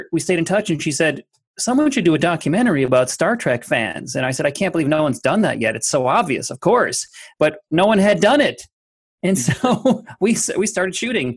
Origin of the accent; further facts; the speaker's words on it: Minnesota, United States; I'm from Minnesota, and it's very heavily laced there, infused with people there that you're supposed to work hard.